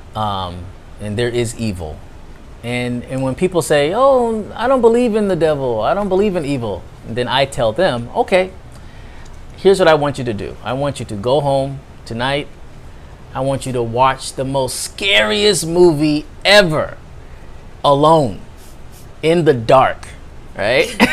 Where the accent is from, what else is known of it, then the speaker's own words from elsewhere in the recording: United States; I'm American